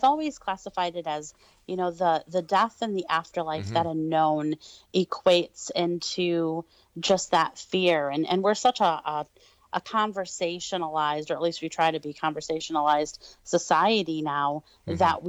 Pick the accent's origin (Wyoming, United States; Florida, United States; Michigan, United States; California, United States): Michigan, United States; Detroit; Oh, I am from, like you said, the Detroit, Michigan area. Yep. I actually was born and raised in Detroit